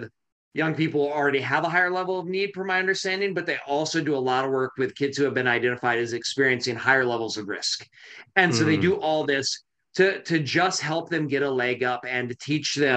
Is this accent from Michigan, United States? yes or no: yes; Michigan, United States; now in Portland, United States; My hometown was Michigan